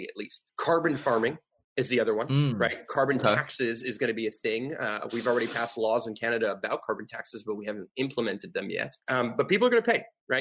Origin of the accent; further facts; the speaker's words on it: United States; I grew up in suburbia. I grew up in like white picket fence, like neighborhood, like, you know what I mean? Like I grew up in like the most normal, typical American dream style type of neighborhood.